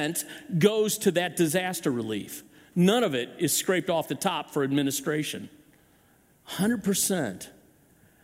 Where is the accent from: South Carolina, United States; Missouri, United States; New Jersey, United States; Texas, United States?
Missouri, United States; Chesterfield; I grew up in this area. I grew up hunting in Chesterfield Valley